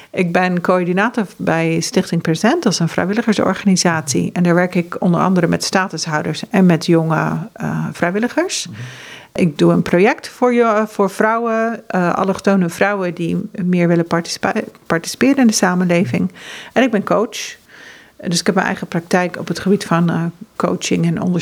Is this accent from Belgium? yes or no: no; Ethiopia; also born or lived in Norway / Uganda / Kenya / United States; now in Netherlands; want ik ben geboren in Noorwegen en ik ben opgegroeid in Ethiopië, Oeganda, Kenia en Amerika. En eh, ik voel me inmiddels echt Nederlandse, maar dat heeft heel lang geduurd.